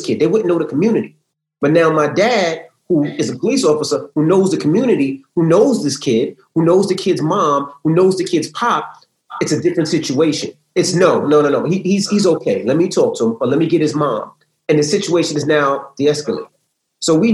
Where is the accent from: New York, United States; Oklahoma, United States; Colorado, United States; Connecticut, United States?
New York, United States; New York City; as a kid growing up in Queens